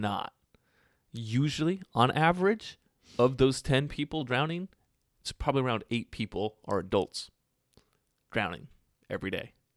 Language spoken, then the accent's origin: English; United States